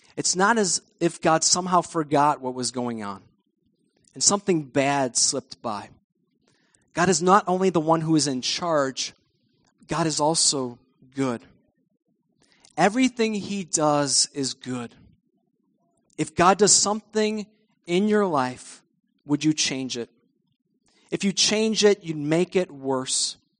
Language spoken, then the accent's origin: English; United States; us as American Christians.